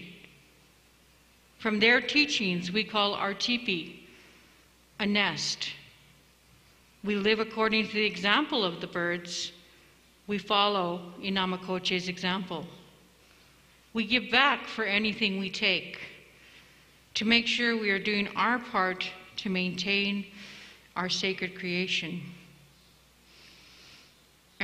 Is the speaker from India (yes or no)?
no; Stoney Nakoda, Alberta, Canada; also born or lived in Yuma, Arizona; I hail from Stony Nakoda, the Rocky Mountain Sioux.